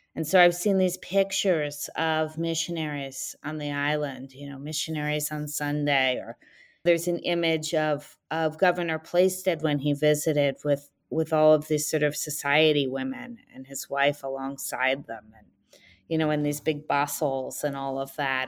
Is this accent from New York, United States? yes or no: no; New Haven, Connecticut, United States; also born or lived in Philadelphia area; now in Maine, United States; I was born in New Haven, Connecticut